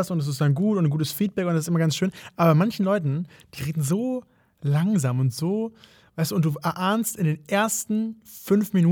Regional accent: Hamburg, Germany; ich bin überhaupt gar kein Münchner. Münchner. Ich bin Hamburger.

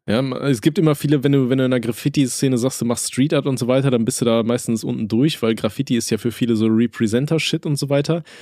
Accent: Aachen, North Rhine-Westphalia, Germany; Bei uns in Aachen

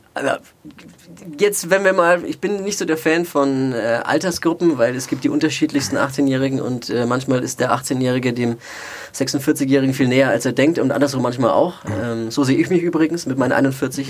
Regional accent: Nuremberg, Bavaria, Germany; also born or lived in Erlangen; ich bin ein Kind der Stadt

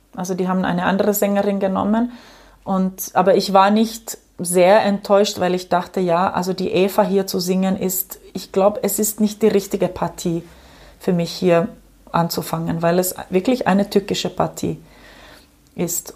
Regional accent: Ostrobothnia, Finland; German is a second language; moved away; ich bin in der Gegend aufgewachsen, an der Westküste, also in Österbotten

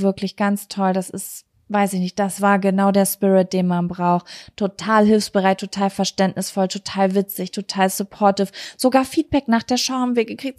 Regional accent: Lübbecke, North Rhine-Westphalia, Germany; moved away; Wir kommen ja aus Greifswald, rheinland Lübbecke und das ist nicht weit von Bielefeld. Wir haben hier gelebt

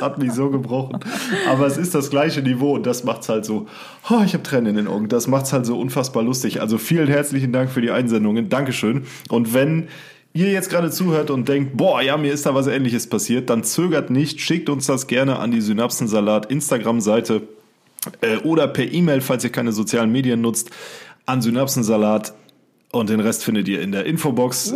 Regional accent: Siegerland, North Rhine-Westphalia, Germany; hier bei uns im Siegerland sagt man ja zur Begrüßung auch Schur

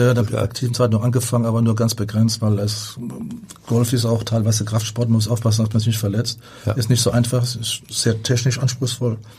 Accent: Rhineland-Palatinate, Germany; bei uns in der Pfalz auf dem Dorf

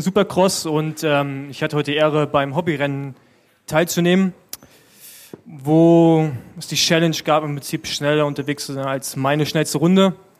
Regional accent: Berlin, Germany; als Berliner

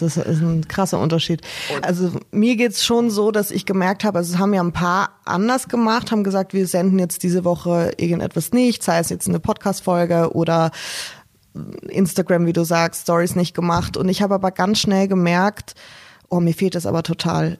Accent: Austria; moved away; ich bin gebürtige Österreicherin und ich war ähm, zu Weihnachten zu Hause natürlich

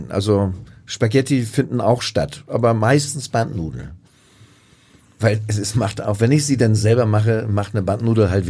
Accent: Buxtehude, Lower Saxony, Germany; ich komme ja aus der Hansestadt Buxtehude und wir hatten dort in der Nähe des Bahnhofs ja wirklich in meiner Kindheit eine riesige Nudelfabrik.

